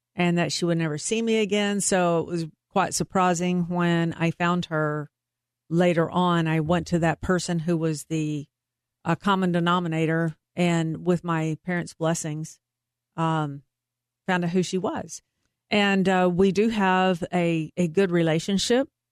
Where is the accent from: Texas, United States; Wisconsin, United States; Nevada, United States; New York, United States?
Texas, United States; Troy; also born or lived in Waco, Texas / Carrollton, Texas; I went the first six years of my school life in Troy, Texas, which is in between Temple and Waco